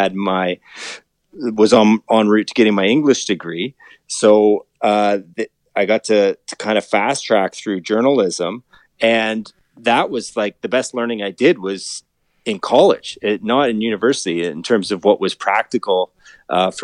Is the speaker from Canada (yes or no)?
yes; Collingwood, Ontario, Canada; moved away as an adult; also born or lived in North Bay, Ontario; now in Toronto, Canada; I was born and raised in Collingwood, Ontario, near Blue Mountains.